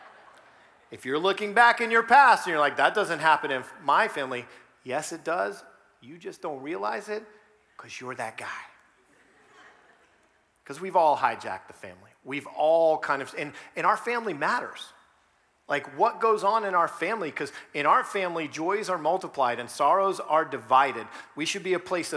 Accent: South Florida, United States; moved away as an adult; also born or lived in Georgia; now in Northern Virginia, United States; I was raised in South Florida

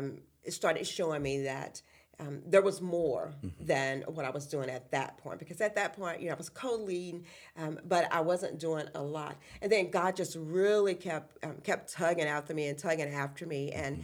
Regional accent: Appomattox County, Virginia, United States; But anyway, I'm originally from Appomattox County, mm-hmm. which is down towards Lynchburg, Farmville area.

